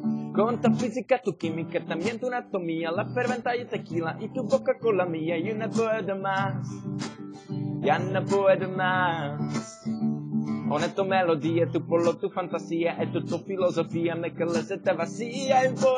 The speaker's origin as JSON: {"language": "English", "country": "Czechia", "second_language": "English", "said": "Hey guys, we are brothers from Czech Republic. We want to improve our skills of English."}